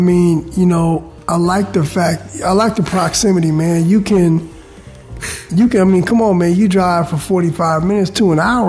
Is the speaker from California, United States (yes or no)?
yes; Bay Area, California, United States; also born or lived in San Francisco / Colorado; So I was born in San Francisco, and like I said, we left, moved to Colorado for a couple of years, then we came up here to the Bay Area.